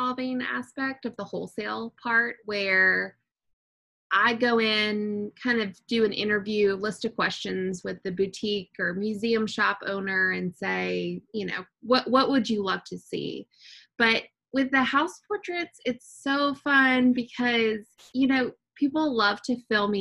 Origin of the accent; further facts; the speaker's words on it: United States; I grew up right outside of Washington, D.C.